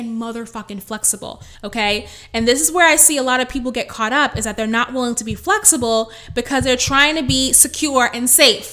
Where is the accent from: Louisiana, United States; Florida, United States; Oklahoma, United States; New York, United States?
New York, United States; New York City; I'm the girl from the Bronx